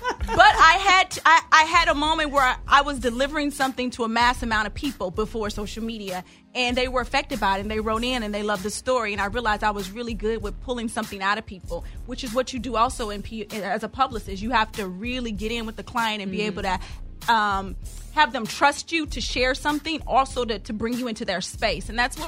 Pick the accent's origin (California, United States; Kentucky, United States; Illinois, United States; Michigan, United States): Kentucky, United States; Louisville; I'm from Louisville, yeah. Bluegrass, yeah.